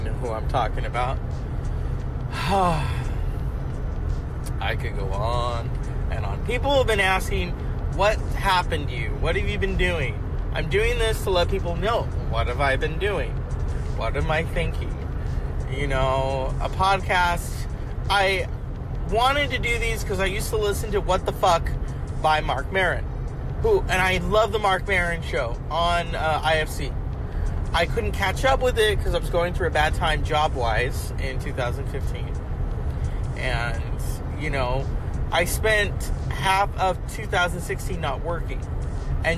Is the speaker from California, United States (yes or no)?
yes; Linden, California, United States; I'm from Linden, California, which is really the sticks. But I live in between. I went to school there.